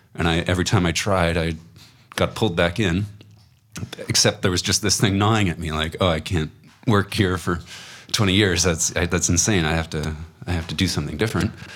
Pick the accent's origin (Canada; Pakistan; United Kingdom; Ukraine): Canada; Waterloo, Ontario; I was actually from Waterloo. It was a home birth